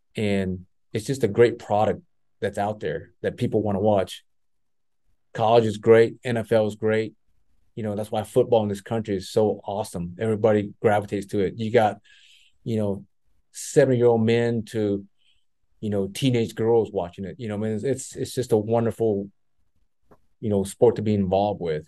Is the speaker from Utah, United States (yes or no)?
no; Texas, United States; growing up in Texas, that's always on TV was the Cowboys